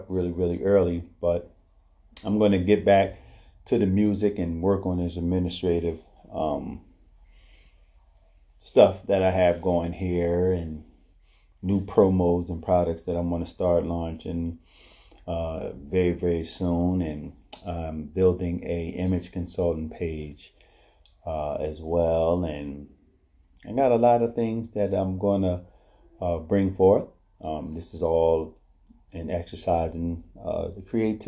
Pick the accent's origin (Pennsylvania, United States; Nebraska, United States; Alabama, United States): Pennsylvania, United States; Philadelphia; moved away; up there in Philadelphia, my hometown